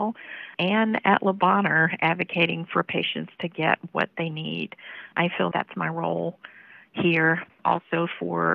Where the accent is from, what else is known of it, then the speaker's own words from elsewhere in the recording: Memphis, Tennessee, United States; I was born in Memphis in an inner city neighborhood.